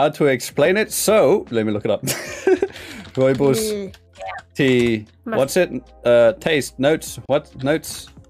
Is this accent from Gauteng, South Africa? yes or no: no; Western Cape, South Africa; me being a South African